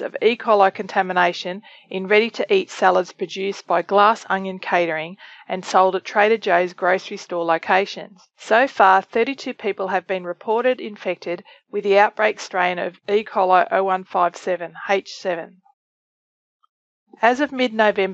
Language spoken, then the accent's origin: English; Australia; moved away; from my home country of Australia